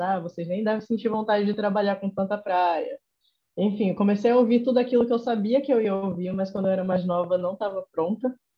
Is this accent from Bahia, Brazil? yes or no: yes; Salvador, Bahia, Brazil; accent: Nordestino; eu notei que eu estava disfarçando muito meu sotaque para não notarem que eu era daqui